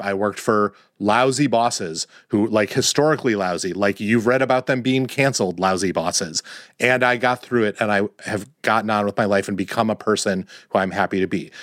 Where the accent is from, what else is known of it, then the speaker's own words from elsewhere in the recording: Wisconsin, United States; moved away; also born or lived in Washington, D.C. / New York City; grew up in Wisconsin